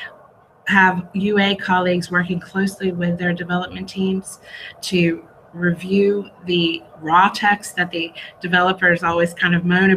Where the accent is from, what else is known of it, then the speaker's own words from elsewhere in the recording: United States; now in Israel; I'm originally from the United States